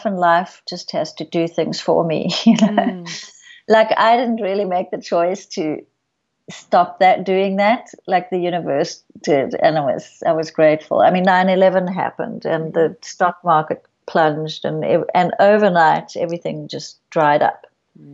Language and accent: English; South Africa; moved away; I grew up in South Africa